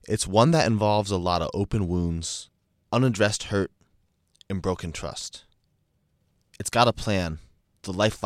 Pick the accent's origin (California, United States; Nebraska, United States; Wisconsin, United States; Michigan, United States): Michigan, United States; Ann Arbor; I make the 40-minute drive from my hometown, a college town called Ann Arbor